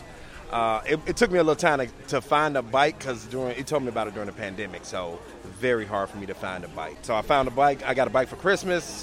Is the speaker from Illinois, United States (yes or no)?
yes; Chicago, Illinois, United States; I'm from the Woodlawn area.